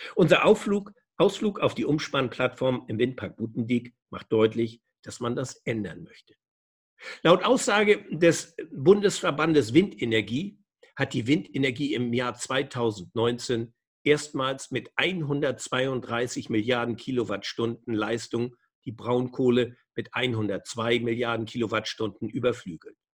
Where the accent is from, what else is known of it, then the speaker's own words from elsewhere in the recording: Germany; bei uns in Deutschland